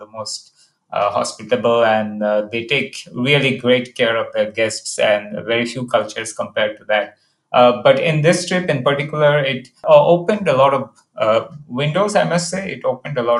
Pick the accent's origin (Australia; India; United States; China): India; myself being Indian